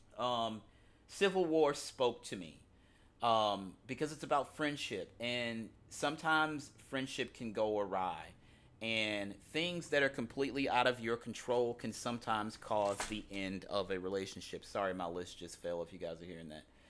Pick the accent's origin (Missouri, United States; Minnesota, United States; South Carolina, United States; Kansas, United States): Missouri, United States; University City; moved away; growing up in University City, Missouri